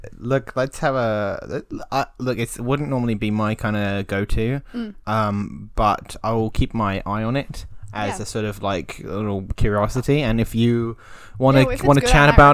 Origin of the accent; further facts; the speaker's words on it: England, United Kingdom; I'm English. I'm allowed to be English